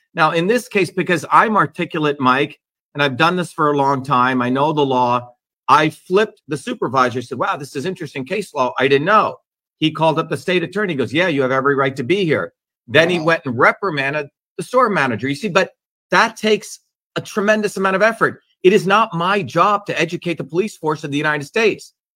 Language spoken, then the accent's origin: English; Mumbai, Maharashtra, India; moved away; growing up in Bombay as a child